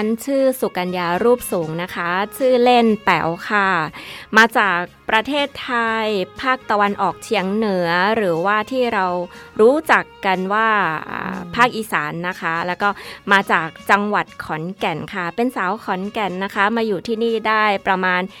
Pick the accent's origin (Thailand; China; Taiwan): Thailand; Isan; 啊，我来自那个东北，我们是叫伊善啦，嗯、东北部的泰语，帕达湾哦